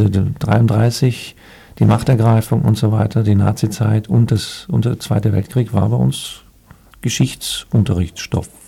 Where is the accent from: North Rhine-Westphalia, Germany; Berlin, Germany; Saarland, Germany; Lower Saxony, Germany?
North Rhine-Westphalia, Germany; Dortmund; born there; da ich ja Westfale bin, gebürtiger Dortmunder, bin ich eigentlich ein Unierter wie das so schön heißt bei uns.